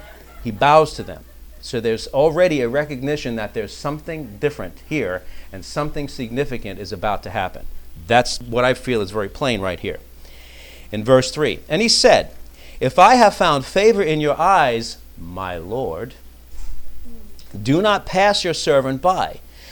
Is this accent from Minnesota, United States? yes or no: no; New York, United States; well, I came from New York, right?